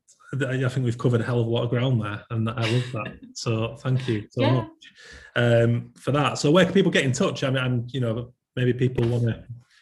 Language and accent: English; Yorkshire and the Humber, United Kingdom; And actually, me being a Yorkshireman and being in there was awesome